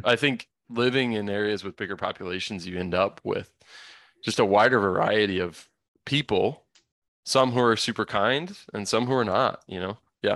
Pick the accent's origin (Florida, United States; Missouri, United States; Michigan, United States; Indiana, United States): Indiana, United States; I grew up in suburbia in Indiana